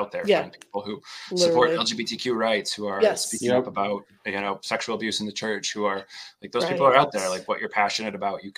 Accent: the South, United States; I grew up in the South. Of course I have religious trauma.

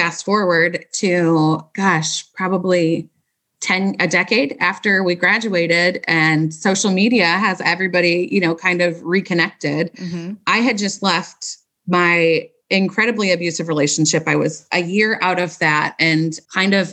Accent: St. Louis, Missouri, United States; also born or lived in Springfield, Missouri; I've been born and raised in St. Louis

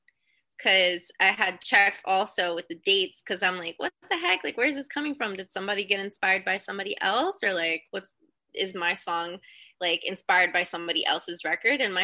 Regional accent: United States; I'm from the East Coast, you know, New York, New Jersey area

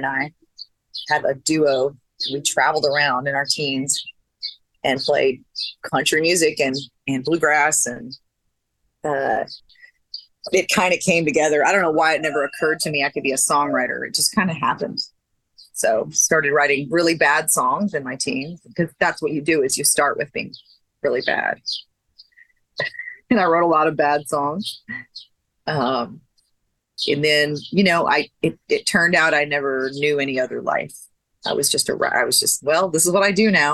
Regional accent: Minnesota, United States; also born or lived in Fargo, North Dakota / Texas; now in Nashville, United States; I was born in Fargo, North Dakota, and I grew up right across the state line in Minnesota.

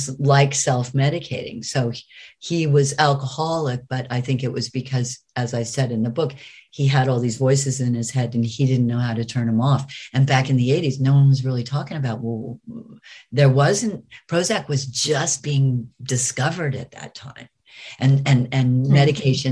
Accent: United States; I'm American

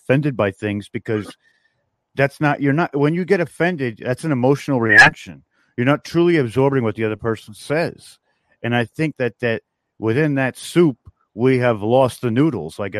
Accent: New York, United States; I come from New York.

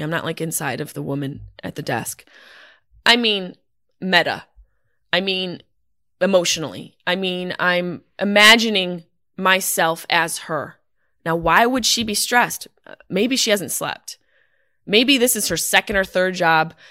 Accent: Syracuse, New York, United States; my hometown of Syracuse, New York

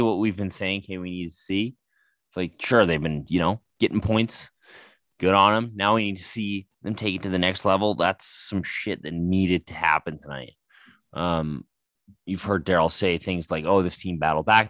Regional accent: Calgary, Alberta, Canada; my hometown

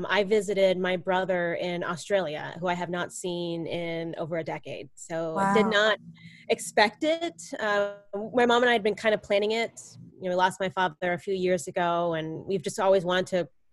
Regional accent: Dorado, Puerto Rico; It actually was where I was born in Puerto Rico, at Dorado Beach

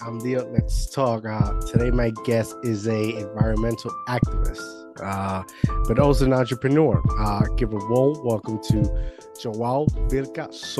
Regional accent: Puerto Rico; now in United States; Like I was born here, but I grew up in Puerto Rico

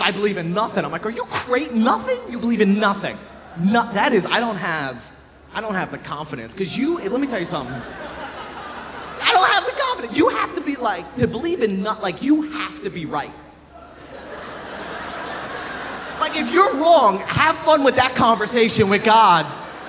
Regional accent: Long Island, New York, United States; moved away; I'm from Long Island

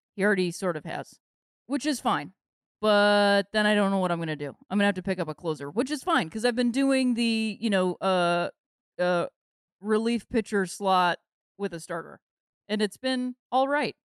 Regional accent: Akron, Ohio, United States; my hometown of Akron

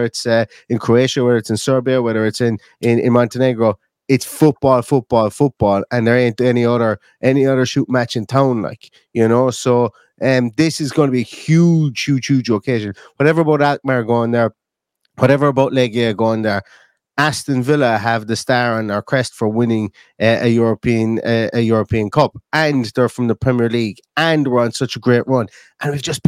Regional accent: Limerick, Munster, Ireland; now in Galway, Ireland; I'm from Limerick. I'm living in Galway. I'm from Limerick here in Ireland

